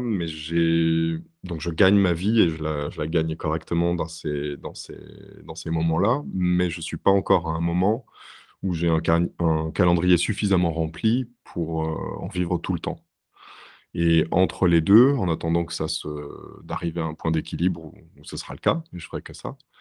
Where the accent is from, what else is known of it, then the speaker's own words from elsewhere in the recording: France; moved away as an adult; now in Berlin, Germany; Mon parcours en France, au moment où j'ai quitté la France et j'ai déménagé, c'était un parcours euh, très académique